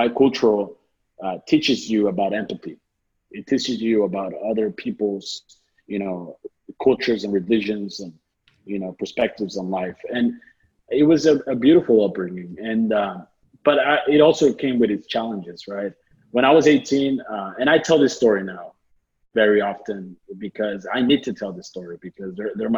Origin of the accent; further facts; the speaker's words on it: South Texas, United States; I was born and raised in South Texas